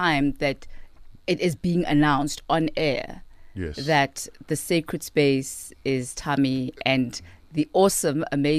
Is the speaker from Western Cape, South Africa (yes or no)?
no; Katlehong, Gauteng, South Africa; I was born in Natal Spirit Hospital. Yes. Ekatlehong, which is in the East Rand of Gauteng.